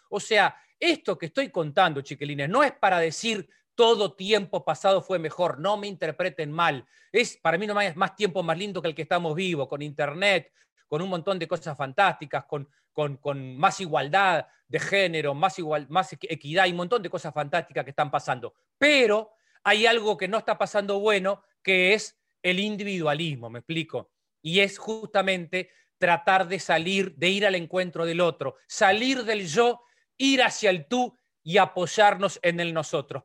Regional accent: Lascano, Rocha, Uruguay; Nosotros somos de Las Lascano, en Rocha

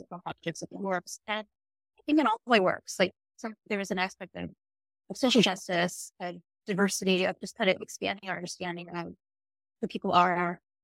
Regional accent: Ohio, United States; moved away as an adult; So my family is from the Philippines and Indonesia. I grew up in Ohio

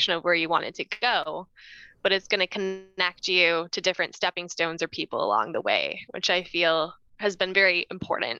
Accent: Northville, Michigan, United States; I grew up in Northville, Michigan

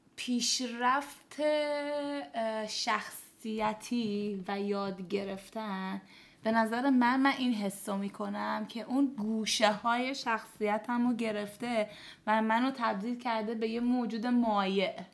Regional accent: Iran; also born or lived in Dubai, United Arab Emirates; 14 ساله که توی دبی و ایران بزرگ شدم تو کشور عربی و حالا مثلا ایران

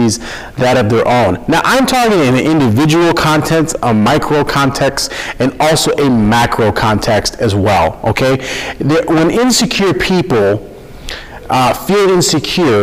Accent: Minnesota, United States; I'm born and raised in Minnesota, and I love it. From Minnesota, I love it here.

